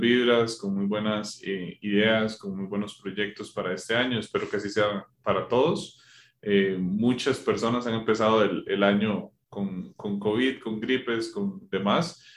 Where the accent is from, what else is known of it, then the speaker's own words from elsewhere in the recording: Costa Rica; now in Colombia; soy de Costa Rica